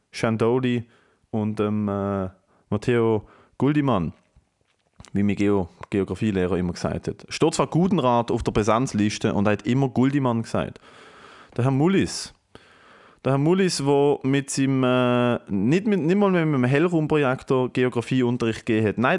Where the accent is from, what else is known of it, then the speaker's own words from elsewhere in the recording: Basel, Basel-Stadt, Switzerland; Und ich freue mich abartig, in meiner Heimatstadt dürfen auftreten. Wer in Basel Bock auf die Geschichte hat